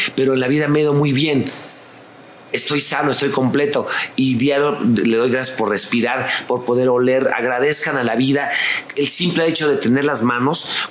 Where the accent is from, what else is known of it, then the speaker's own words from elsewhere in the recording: La Lagunilla, Mexico City, Mexico; Desde mi infancia, desde vivir en la lagunilla, no tener dinero